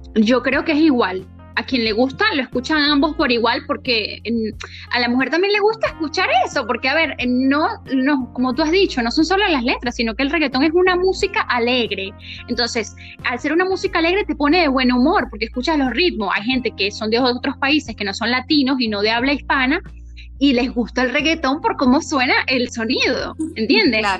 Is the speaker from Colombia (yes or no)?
no; Venezuela; nosotros somos de Venezuela